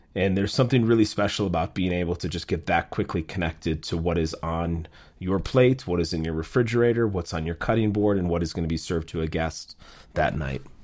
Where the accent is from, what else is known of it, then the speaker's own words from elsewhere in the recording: Minnesota, United States; moved away as an adult; also born or lived in New York City; now in Minneapolis, United States; I grew up in Minnesota. My family moved there when I was seven years